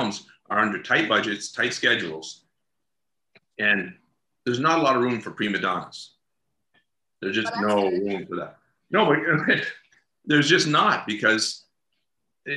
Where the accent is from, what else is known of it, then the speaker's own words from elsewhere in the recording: Atlantic Canada, Canada; I come from Atlantic Canada